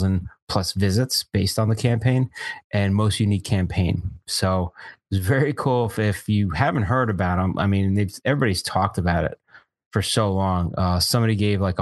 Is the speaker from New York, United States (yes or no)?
yes; Long Island, New York, United States; I'm from Long Island. I'm a clam guy